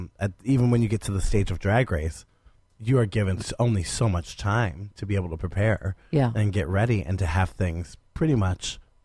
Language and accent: English; Stark County, Ohio, United States; also born or lived in Columbus, Ohio; in my hometown in Stark County